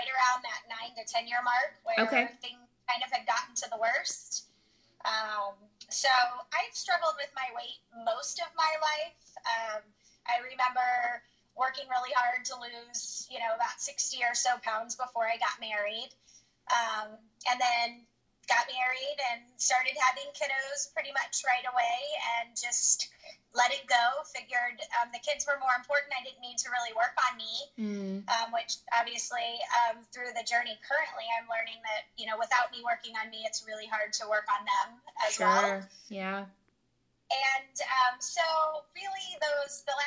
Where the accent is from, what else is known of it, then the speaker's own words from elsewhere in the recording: St. Louis, Missouri, United States; also born or lived in Kansas City; I'm from St. Louis. I have pretty much been here most of my life. I was born in Kansas City